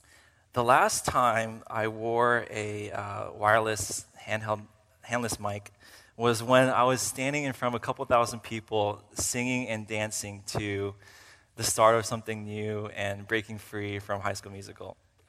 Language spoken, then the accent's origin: English; Uzbekistan; also born or lived in Kyrgyzstan / Virginia, United States; I came down from Virginia for the purpose of studying here at RTS for seminary. And so just a little bit about myself. I am a missionary kid, and I grew up as a missionary kid for 10 years in Uzbekistan and Kyrgyzstan.